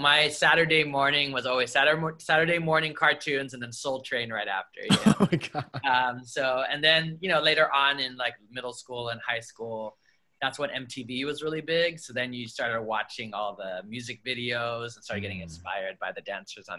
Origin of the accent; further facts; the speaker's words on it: Los Angeles, California, United States; I grew up in Harbor City, which is like right in between Torrance, Wilmington, Carson, San Pedro